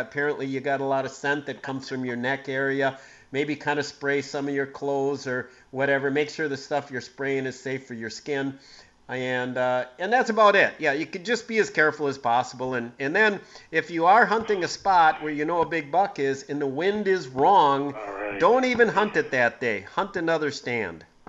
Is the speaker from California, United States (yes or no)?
no; Green Bay, Wisconsin, United States; growing up in Green Bay in the 70s